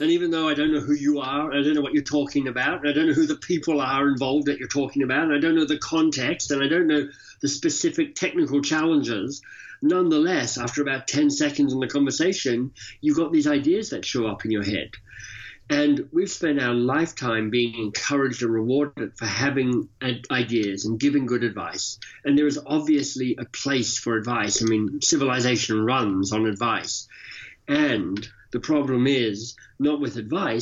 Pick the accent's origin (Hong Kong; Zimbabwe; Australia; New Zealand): Australia; moved away as an adult; also born or lived in Oxford, United Kingdom / London, United Kingdom / Boston, United States; now in Toronto, Canada; I live in Toronto, Canada, but I'm Australian by birth and left Australia some 30 years ago